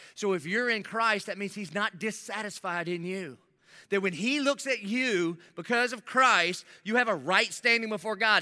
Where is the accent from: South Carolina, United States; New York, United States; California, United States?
South Carolina, United States; Dillon; I'm living in Dillon, South Carolina, where I grew up on Cleveland Street